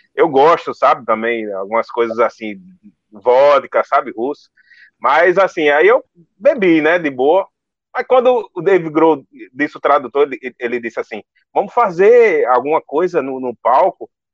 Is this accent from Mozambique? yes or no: no; Northeast Region, Brazil; eu sou nordestino